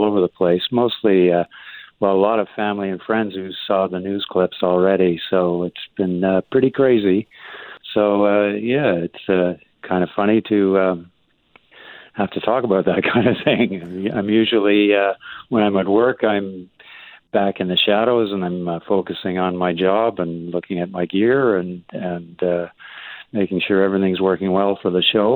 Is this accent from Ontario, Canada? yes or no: yes; Ottawa, Ontario, Canada; moved away as an adult; also born or lived in Vancouver, Canada; now in Calgary, Canada; I'm not originally from BC, though. I'm from Ottawa, actually, the east, and moved out to Vancouver when I was in my 20s